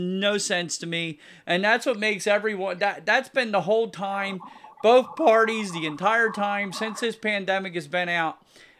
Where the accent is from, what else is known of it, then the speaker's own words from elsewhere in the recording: United States; It's horrible, and I'm American Indian, so I read a ton about it